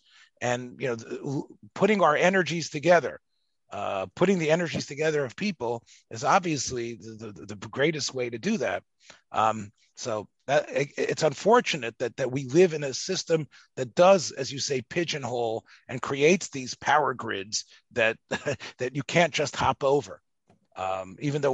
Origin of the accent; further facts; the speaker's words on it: the South, United States; growing up in the South